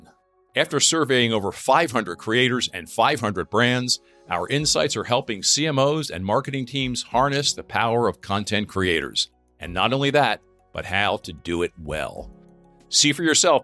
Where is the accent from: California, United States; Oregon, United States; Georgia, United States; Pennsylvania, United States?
Pennsylvania, United States; Lancaster; moved away; also born or lived in Cincinnati; the neighborhood I grew up in Lancaster, Pennsylvania